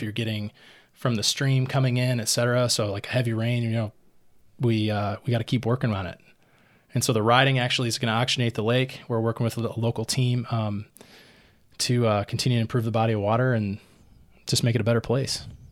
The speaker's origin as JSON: {"language": "English", "town": "Rockford", "region": "Illinois", "country": "United States", "tie": "born or raised there", "also_born_or_lived": "Queens, New York", "moved": "yes", "said": "having lived in Queens, New York for nearly eleven years, to come back and have a different lens to, to look, you know, at Rockford, my hometown"}